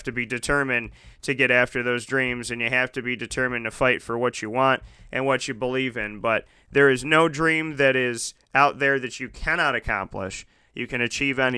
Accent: Syracuse, New York, United States; growing up in Syracuse, New York

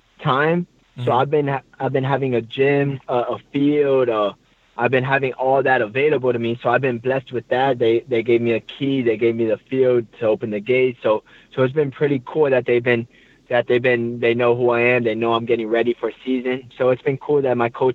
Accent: Miami, Florida, United States; moved away as an adult; now in Montreal, Canada; I'm from Miami

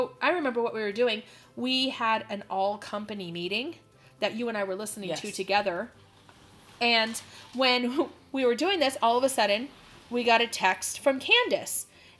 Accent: Phoenix, Arizona, United States; And by the time the bus came, the heavens had opened. Like, and we're from Phoenix, right? So there's, the rain is not common to us.

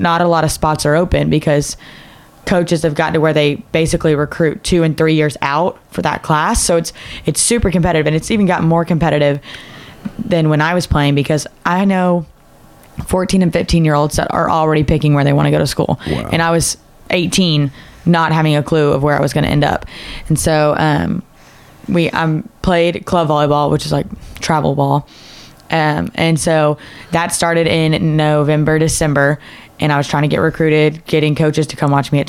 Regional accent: Decatur, Texas, United States; Decatur, Texas. It's like an hour-ish, like 45 minutes, an hour northwest of Dallas-Fort Worth area.

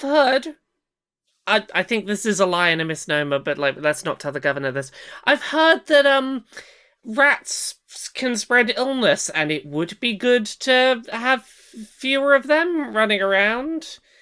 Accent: United Kingdom; I'm British.

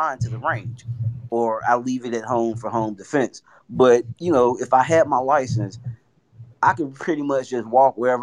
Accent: Alabama, United States; now in Houston, United States; I'm from Alabama, you know, grew up not too far from where you grew up.

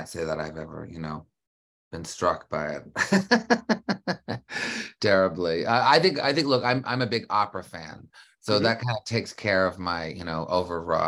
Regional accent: Canada; I grew up in Canada.

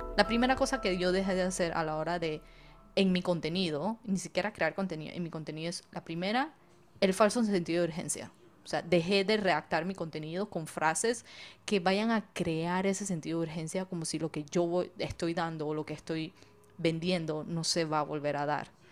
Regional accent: Panama; now in Israel; nací y criada full panameña, pero de papás inmigrantes chinos

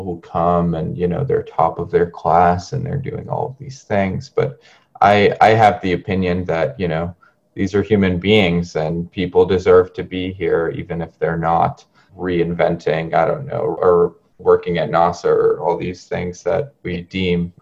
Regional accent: Cambridge, Massachusetts, United States; also born or lived in San Luis Río Colorado, Sonora, Mexico / Arizona; I grew up in Cambridge, Massachusetts, for the most part

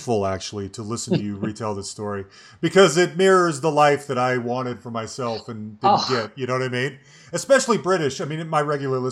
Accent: Salt Lake City, Utah, United States; moved away; also born or lived in Cambridge, England; I grew up in Salt Lake City, Utah, and we moved to Cambridge, England in 1991.

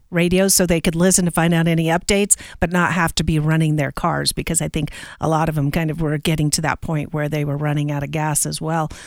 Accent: Pacific Northwest, United States; now in Colorado, United States; I, I came from the Northwest, which has a lot of rain, but not a lot of snow and ice. So, about 20 years ago is when I had to get used to it.

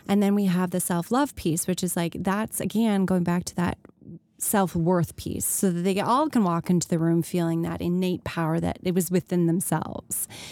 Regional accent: Canada; 'cause we're Canadian

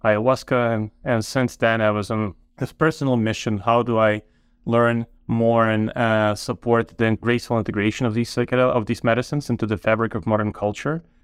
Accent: Ukraine; moved away as an adult; also born or lived in Toronto, Canada; now in Canada; I grew up in Ukraine, but moved to Canada about twenty years ago to Toronto to study mathematical

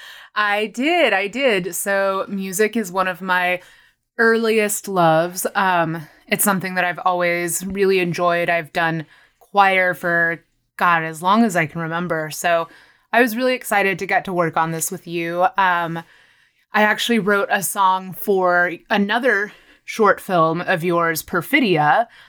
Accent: Granbury, Texas, United States; moved away as an adult; also born or lived in Austin, Texas; now in Los Angeles, United States; I am from a tiny little town called Granbury in Texas. It's about forty-five minutes southwest of Fort Worth. So I grew up in North Texas

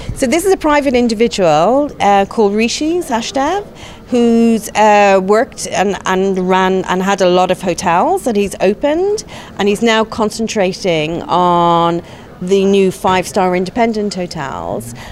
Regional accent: Ireland; accent: Irish; now in London, United Kingdom; my Irish accent

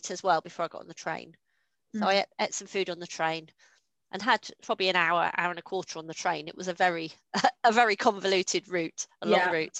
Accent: Kent, South East England, United Kingdom; moved away; I grew up in Kent

